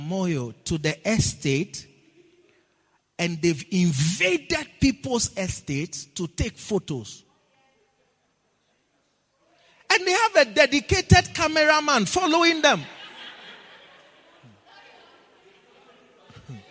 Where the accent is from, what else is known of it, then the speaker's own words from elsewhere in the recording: Ghana; moved away; where I come from